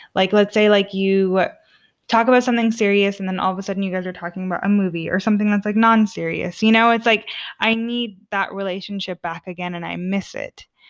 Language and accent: English; Orange, California, United States; moved away as an adult; now in Sweden; I'm from the O C, O C California, city of Orange, all the way. Um, I'm Southern Californian through and through.